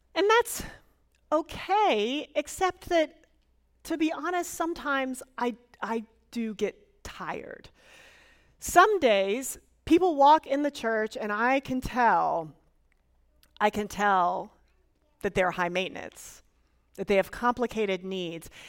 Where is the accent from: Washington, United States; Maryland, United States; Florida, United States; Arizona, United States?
Florida, United States; moved away; I am originally from Florida and willing to claim it.